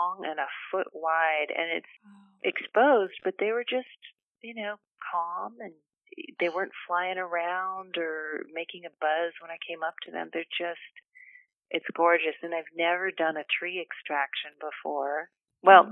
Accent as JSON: {"language": "English", "town": "Carmel Valley", "region": "California", "country": "United States", "tie": "born or raised there", "also_born_or_lived": "Bay Area", "said": "I just moved from the Bay Area to back to my hometown, Carmel Valley."}